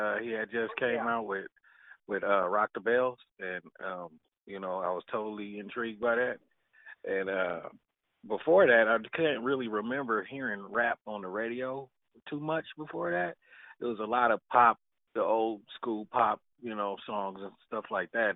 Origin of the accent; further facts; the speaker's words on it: Richmond, California, United States; I grew up in Richmond, California. You know, like that's the Bay